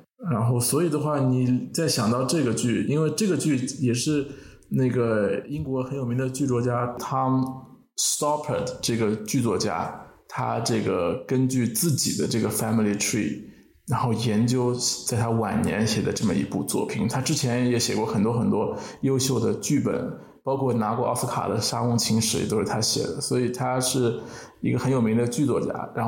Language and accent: Chinese; Shanghai, China; 就我听到上海这个词，因为我是上海人，所以听到上海这个词还蛮一惊的啊！